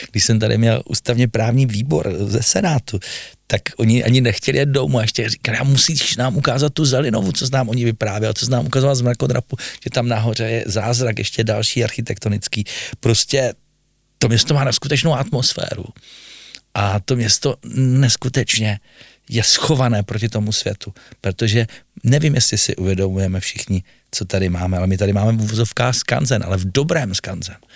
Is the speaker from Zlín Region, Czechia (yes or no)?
yes; Zlín, Zlín Region, Czechia; Možná to všechny překvapí, protože vědí, že jsem původem Zlíňák, ale i dnes, když se dívám na seriál, který jede na voju Six O'Clock a ukazují ty záběry toho Zlína z vrchu, tak vždycky se mi úplně do očí slzy.